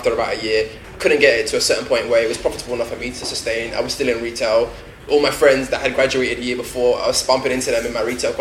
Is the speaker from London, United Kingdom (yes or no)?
yes; London, United Kingdom; I'm born and raised in London